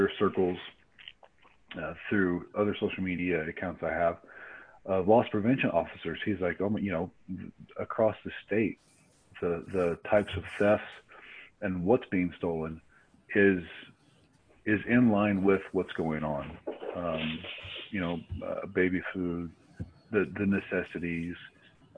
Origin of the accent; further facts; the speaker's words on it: the South, United States; I'm from the South